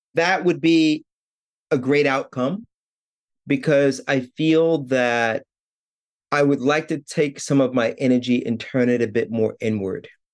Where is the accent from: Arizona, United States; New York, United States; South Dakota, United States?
New York, United States; New York City; now in Japan; I was born in New York City, born and raised in, in Brooklyn, actually